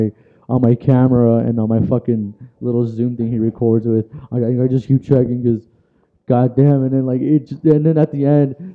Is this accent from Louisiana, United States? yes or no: no; Orange County, California, United States; I'm from Orange County, California, born and raised